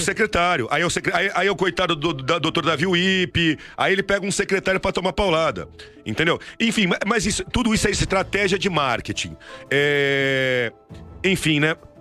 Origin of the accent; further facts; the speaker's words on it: Santos, São Paulo, Brazil; nós paulistas, eu sou, sou de Santos, do estado de São Paulo